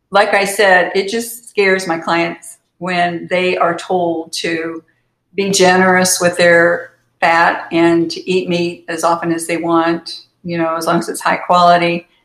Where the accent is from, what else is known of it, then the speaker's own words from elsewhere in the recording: Kansas, United States; I was born in Kansas